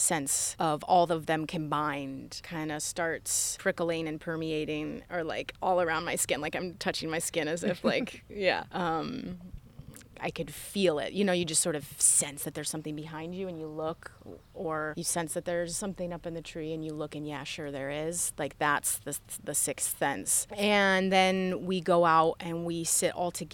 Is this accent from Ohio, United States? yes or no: yes; Yellow Springs, Ohio, United States; I grew up here